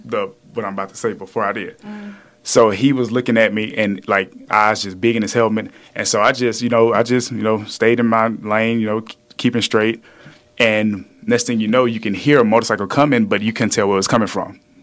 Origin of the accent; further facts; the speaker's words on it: the South, United States; now in Houston, United States; I'm from the South